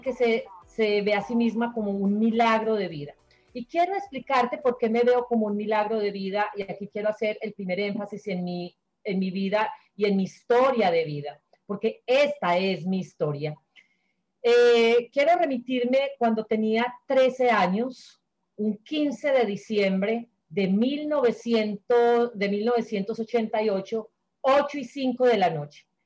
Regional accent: Sonsón, Antioquia, Colombia; moved away as an adult; Sonsón, el pueblo donde yo nací

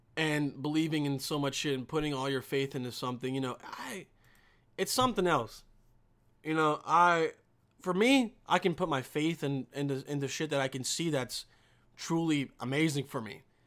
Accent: Bosnia & Herzegovina; I'm from Bosnia

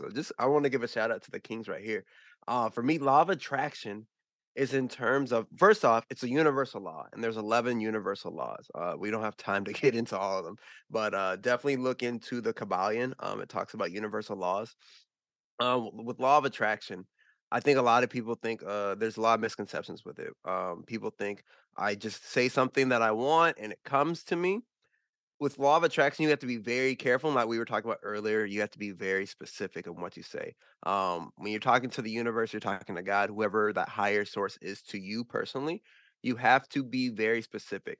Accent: United States; I grew up in America

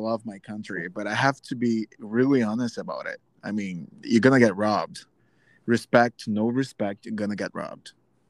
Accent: Brazil; I'm from Brazil.

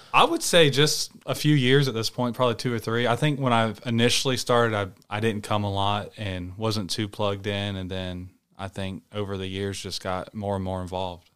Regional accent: Rock Hill, South Carolina, United States; moved away; I'm from Rock Hill, which is a South Carolina

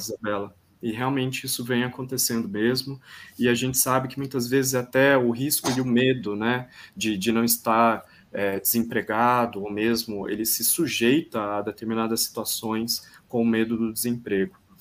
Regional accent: Piracicaba, São Paulo, Brazil; also born or lived in São Pedro; eu sou nascido em Piracicaba, eu estou quarentenando neste momento em São Pedro, que é a região de Piracicaba

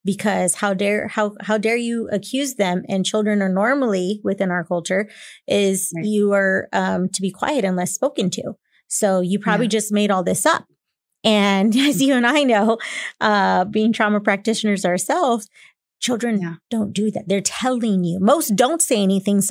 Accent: San Antonio, Texas, United States; born and raised in San Antonio myself

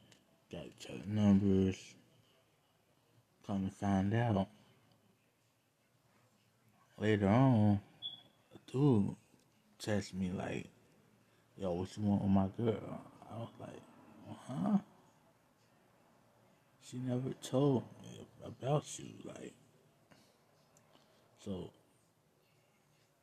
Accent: Cincinnati, Ohio, United States; I'm from Cincinnati

